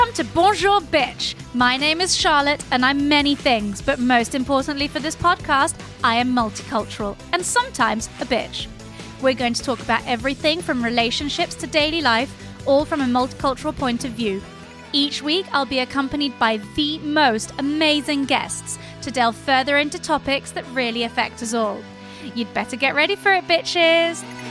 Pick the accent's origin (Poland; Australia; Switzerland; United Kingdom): Switzerland; Geneva; I grew up in Geneva